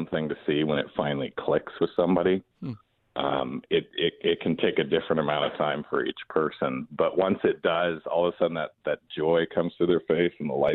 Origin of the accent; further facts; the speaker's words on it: Ventura, California, United States; I've been a lifer here in Ventura. I was born here, and I did grow up